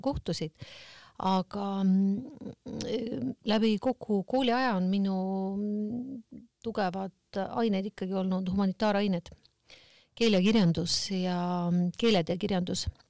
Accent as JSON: {"language": "Estonian", "town": "Kohtla-Järve", "region": "Ida-Viru County", "country": "Estonia", "said": "ma olen pärit Kohtla-Järvelt"}